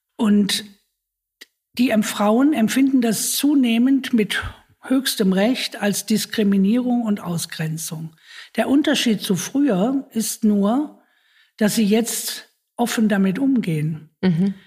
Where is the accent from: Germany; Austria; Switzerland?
Germany; bei uns in Deutschland